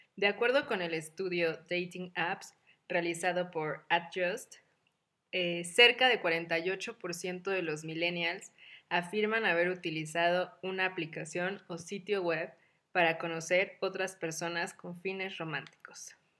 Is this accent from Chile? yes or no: no; Mexico; las tres somos mexicanas como buenas latinas